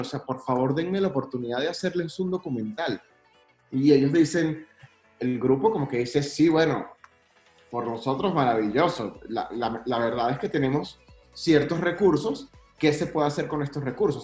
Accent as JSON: {"language": "Spanish", "country": "Venezuela", "said": "yo soy venezolano y soy súper orgulloso de mi país"}